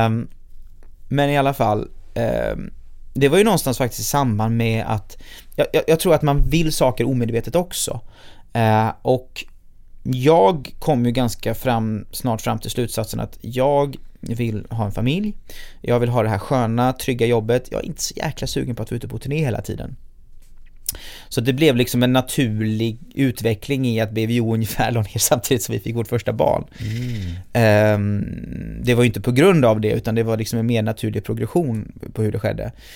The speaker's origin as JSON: {"language": "Swedish", "town": "Gothenburg", "region": "Västra Götaland", "country": "Sweden", "tie": "born or raised there"}